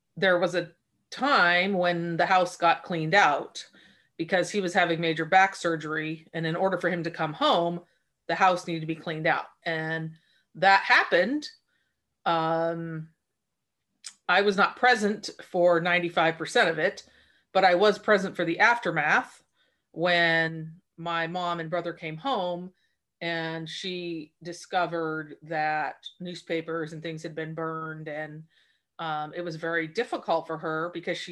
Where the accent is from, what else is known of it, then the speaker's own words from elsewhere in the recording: Port Angeles, Washington, United States; moved away as an adult; I grew up in Port Angeles, Washington